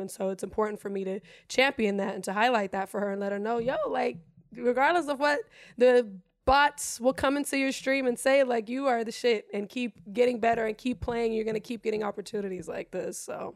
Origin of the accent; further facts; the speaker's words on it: Germany; English is a second language; now in United States; I'm German, born and raised in Germany. English is my second language.